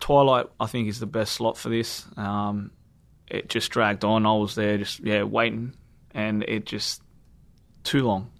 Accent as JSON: {"language": "English", "country": "Australia", "said": "us Australians"}